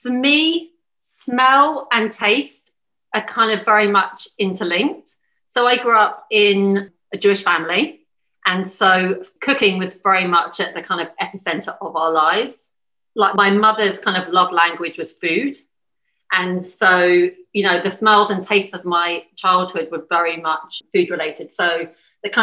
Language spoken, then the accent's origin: English; Bournemouth, South West England, United Kingdom; also born or lived in London; now in New Zealand; I grew up in Bournemouth.